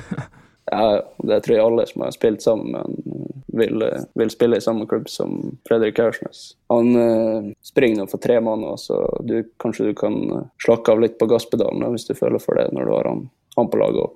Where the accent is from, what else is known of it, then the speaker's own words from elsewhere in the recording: Molde, Møre og Romsdal, Norway; moved away as an adult; also born or lived in France / Sweden; når man har bodd hjemme i Molde i 18 år